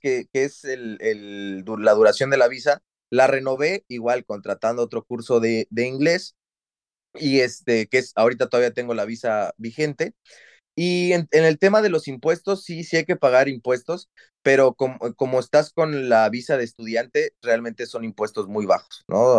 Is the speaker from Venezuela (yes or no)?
no; Mexico; moved away as an adult; also born or lived in Xalapa, Veracruz; now in Dublin, Ireland; nos fuimos de México porque hay inseguridad